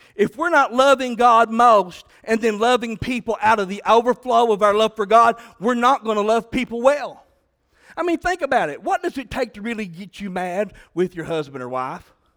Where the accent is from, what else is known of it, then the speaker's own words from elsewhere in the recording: Southeastern Kentucky, United States; I'm from Southeastern Kentucky